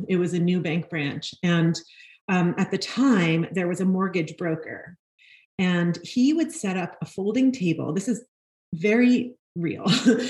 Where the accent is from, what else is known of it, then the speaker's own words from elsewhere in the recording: New York City, New York, United States; I grew up in Brooklyn, New York, and I am a fourth generation New Yorker. So that means my great grandparents came through Eastern Europe to Ellis Island in the early 1900s